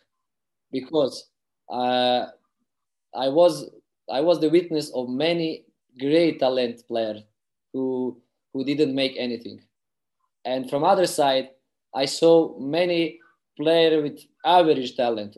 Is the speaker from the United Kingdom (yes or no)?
no; Tuzla, Federation of Bosnia and Herzegovina, Bosnia & Herzegovina; English is a second language; I played for the youth under 14, under 15 of my hometown team, Sloboda Tuzla.